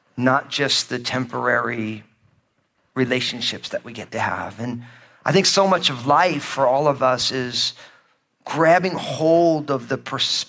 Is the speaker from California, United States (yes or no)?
no; New Jersey, United States; also born or lived in Northwest United States; now in Northwest, United States; I grew up in New Jersey, my home state, as an all-Italian kid